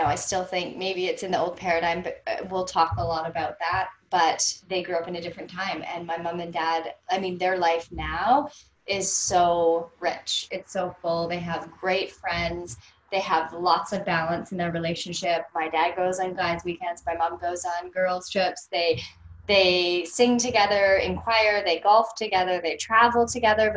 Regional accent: North Vancouver, British Columbia, Canada; I grew up in Vancouver, British Columbia, North Vancouver, for those of you who know Vancouver

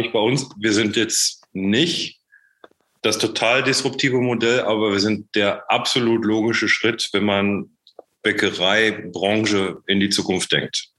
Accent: Menden, North Rhine-Westphalia, Germany; moved away as an adult; also born or lived in Ruhr area / Czech Republic; ich bin nicht im Ruhrgebiet aufgewachsen, sondern im Sauerland, in Menden

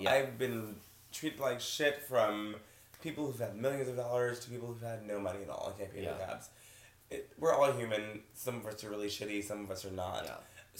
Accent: Texas, United States; I was born in Texas

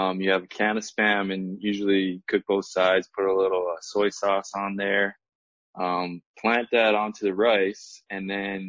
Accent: Kailua, Hawaii, United States; moved away; My wife and I, we grew up in Kailua

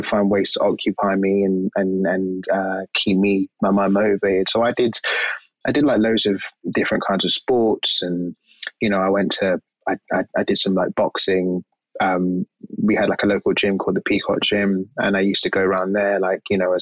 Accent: London, United Kingdom; Yeah, I'm an East London boy. So I grew up in East London

